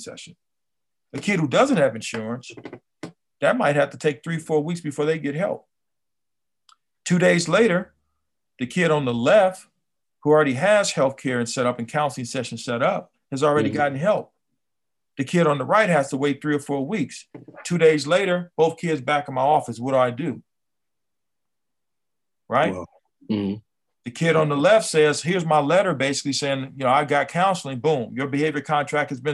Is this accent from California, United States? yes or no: yes; Compton, California, United States; I grew up here in Compton